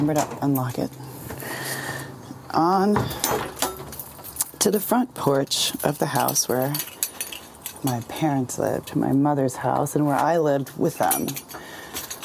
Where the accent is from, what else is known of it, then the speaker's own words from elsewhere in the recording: United States; also born or lived in Washington Heights, New York City; when I was 3, my parents moved from Sesame Street to a Klan rally, right? A 90% white suburb. Just outside of New York City